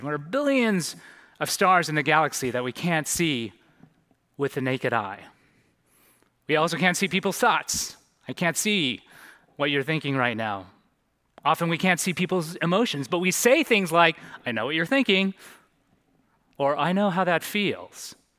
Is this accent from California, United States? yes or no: yes; San Francisco Bay Area, California, United States; now in Santa Monica, United States; I'm originally from the San Francisco Bay Area